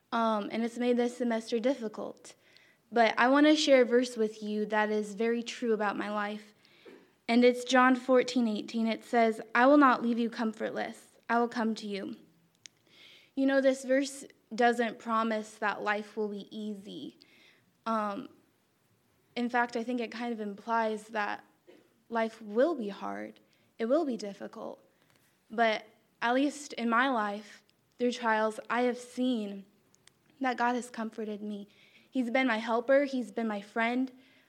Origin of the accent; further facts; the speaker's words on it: Illinois, United States; I am a junior elementary education major, and I'm from Illinois.